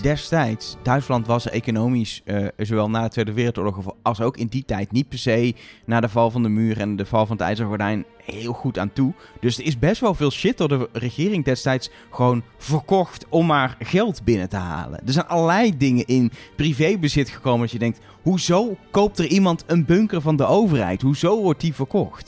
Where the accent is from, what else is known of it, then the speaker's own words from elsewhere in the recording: Netherlands; als Nederlanders